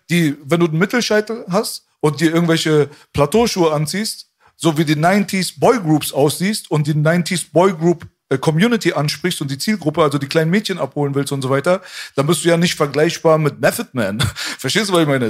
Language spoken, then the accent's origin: German; Berlin, Germany